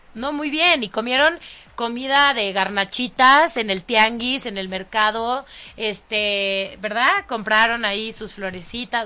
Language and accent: Spanish; Mexico; los mexicanos no andamos en burro y no tenemos sombrero